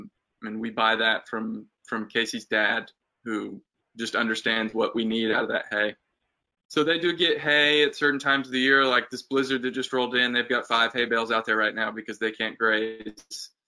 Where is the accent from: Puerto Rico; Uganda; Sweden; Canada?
Uganda; I grew up in Uganda and have roots there and want to help.